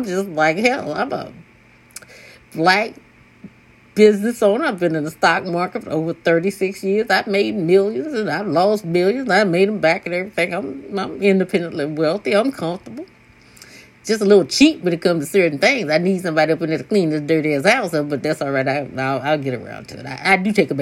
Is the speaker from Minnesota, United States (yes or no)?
no; Mississippi, United States; I was born and raised in Mississippi